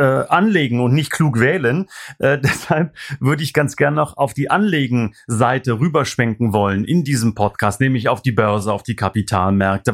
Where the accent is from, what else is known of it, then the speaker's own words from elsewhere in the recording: East Germany, Germany; ich komme aus dem Osten